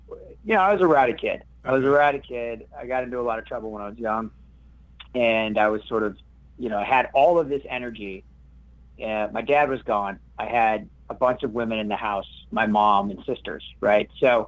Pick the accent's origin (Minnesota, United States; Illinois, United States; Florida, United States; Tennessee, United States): Minnesota, United States; Minneapolis; also born or lived in New Mexico / San Francisco / Thailand; I'm born in Minnesota. I'm from Minneapolis, Minnesota. But I lived all over. I lived in New Mexico. I lived in San Francisco. I lived in Thailand on and off for a few years.